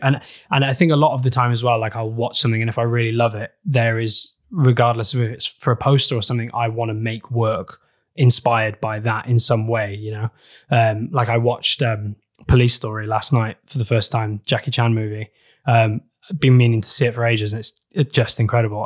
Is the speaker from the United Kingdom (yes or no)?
yes; Wales, United Kingdom; I grew up in Wales